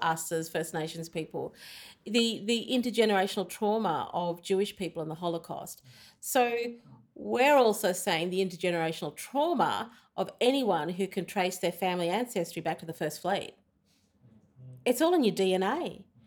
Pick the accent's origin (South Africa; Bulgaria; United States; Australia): Australia; I'm from Australia.